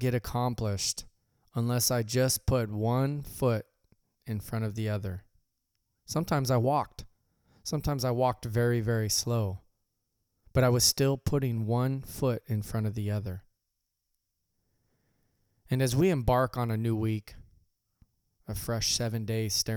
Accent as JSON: {"language": "English", "town": "Visalia", "region": "California", "country": "United States", "tie": "born or raised there", "said": "I left my hometown of Visalia"}